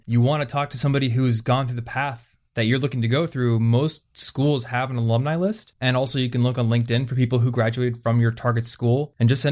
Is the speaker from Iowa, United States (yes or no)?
yes; Des Moines, Iowa, United States; I grew up in around Des Moines, Iowa